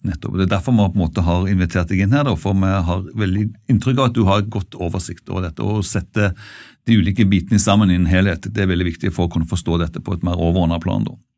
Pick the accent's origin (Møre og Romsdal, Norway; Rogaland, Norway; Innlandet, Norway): Rogaland, Norway; Bjerkreim; i det fylket jeg kommer fra, rundt Bjerkreim og altså i Rogaland